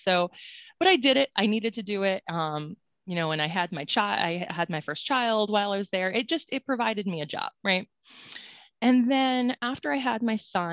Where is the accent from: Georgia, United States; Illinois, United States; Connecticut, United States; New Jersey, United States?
Connecticut, United States; also born or lived in Florida; I'm from Connecticut and went to school in Florida and much to my chagrin, moved back